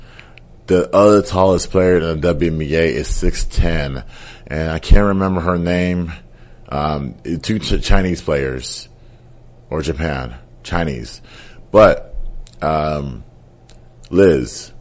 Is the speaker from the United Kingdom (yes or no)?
no; Nigeria; I'm Nigerian.